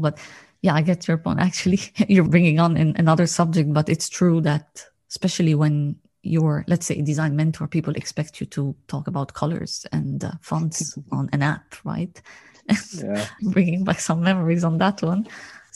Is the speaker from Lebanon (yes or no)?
yes; Lebanon; I come from Lebanon